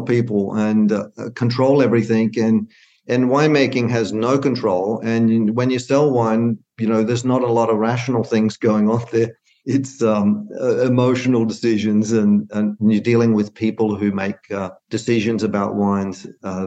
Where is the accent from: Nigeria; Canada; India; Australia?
Australia; moved away as an adult; also born or lived in Arizona / Illinois; now in Sonoma County, United States; I was brought up on vineyards in Australia